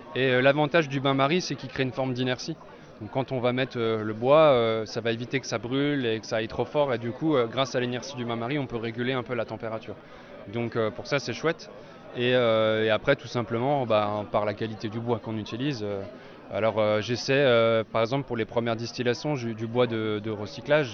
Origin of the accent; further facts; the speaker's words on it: Jura, Bourgogne-Franche-Comté, France; moved away as an adult; also born or lived in Germany / Strasbourg; je suis originaire du Jura